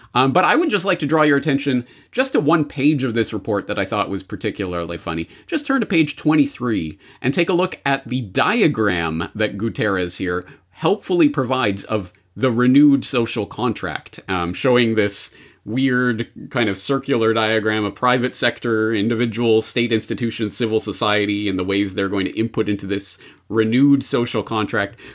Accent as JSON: {"language": "English", "country": "Canada", "said": "as a Canadian"}